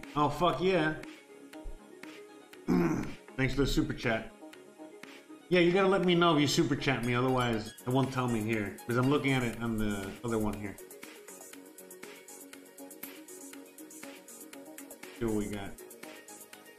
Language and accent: English; United States; moved away as an adult; now in Mexico; me being an American US citizen